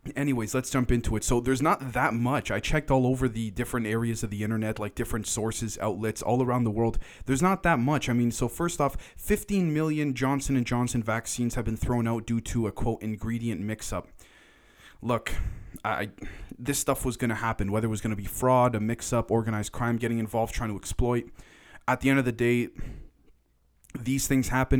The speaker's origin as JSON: {"language": "English", "town": "Toronto", "region": "Ontario", "country": "Canada", "said": "I'm from Toronto, Canada"}